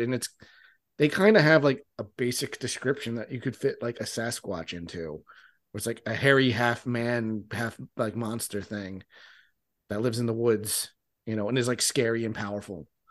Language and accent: English; New Jersey, United States; I live in South Jersey, and I grew up in South Jersey, which is where the Pine Barrens are